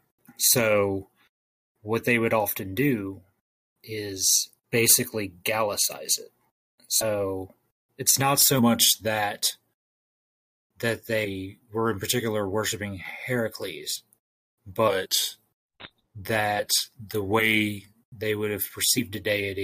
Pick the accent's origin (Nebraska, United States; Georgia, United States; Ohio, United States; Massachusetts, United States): Ohio, United States; I'm from Ohio